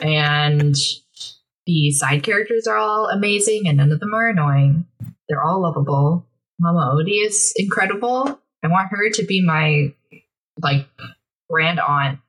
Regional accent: Seattle, Washington, United States; also born or lived in Seoul, South Korea / California; I was born in Seoul and then I grew up in Washington, Seattle area, city of rain.

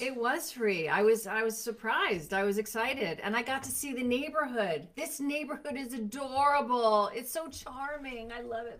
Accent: Bethlehem, Pennsylvania, United States; I am from Steel Town, Bethlehem Steel.

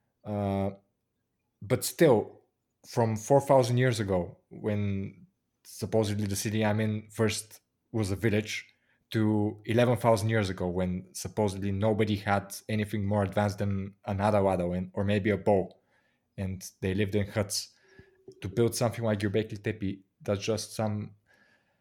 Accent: Bulgaria

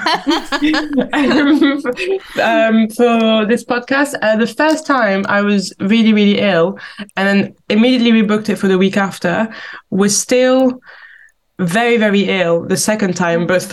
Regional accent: outskirts of Paris, Île-de-France, France; moved away; I am from the outskirts of Paris. I've been describing it as like the Croydon of France.

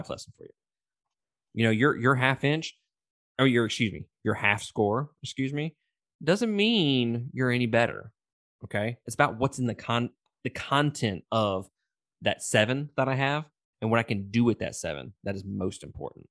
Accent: Mississippi, United States; I'm from Mississippi

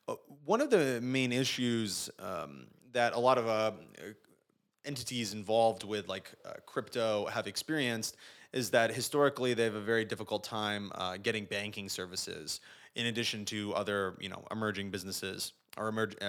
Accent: Manchester, Connecticut, United States; So yeah, I grew up in Manchester, Connecticut, which is near Hartford, kind of like the center of the state.

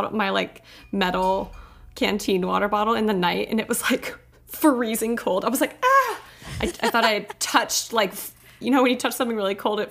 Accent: Texas, United States; moved away as an adult; now in Denver, United States; I grew up in Texas.

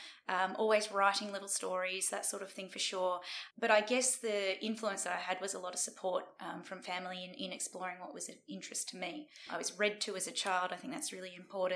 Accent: Sydney, New South Wales, Australia; I grew up in the Sydney suburbs, and it was a pretty ordinary childhood

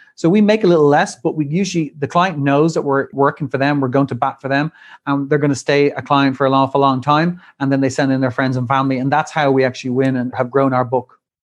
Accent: Ireland; moved away as an adult; also born or lived in Dublin / Wall Street, New York; returned back to my home country, Ireland, and to Dublin with my new wife

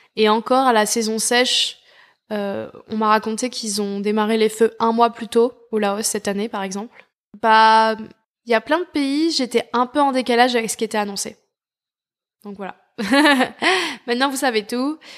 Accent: France; en tant que Français

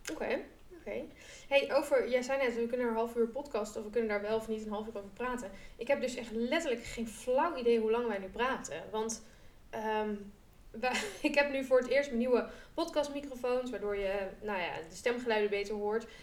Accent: Groningen, Netherlands; ik kom uit Groningen

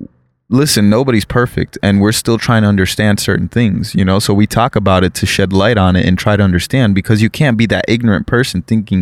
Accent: South Florida, United States; moved away as an adult; now in California, United States; growing up in South Florida in that melting pot society, I was raised with all sorts of cultures, especially Caribbean, Haitian cultures.

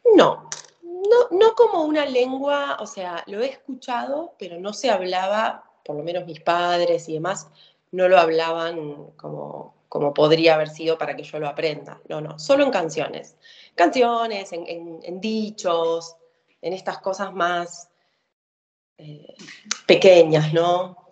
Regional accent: Argentina; soy una argentina que te va a decir que se crió con el asado

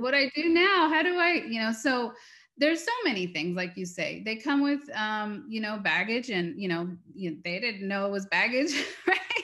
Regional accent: United States; We are American. We are from the West

